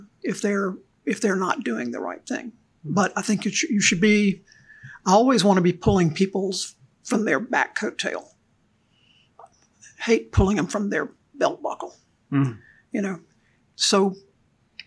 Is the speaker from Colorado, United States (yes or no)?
no; Natchez, Mississippi, United States; I grew up in Mississippi, Natchez, Mississippi